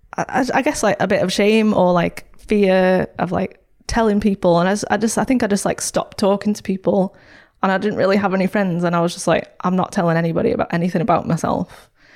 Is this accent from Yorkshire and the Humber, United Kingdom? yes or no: no; St Helens, North West England, United Kingdom; I grew up in Saint Helens